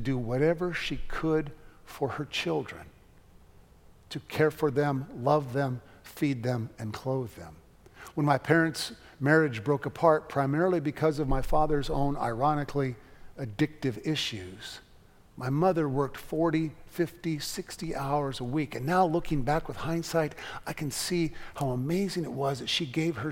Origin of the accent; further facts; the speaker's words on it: United States; I am an American and these are my boys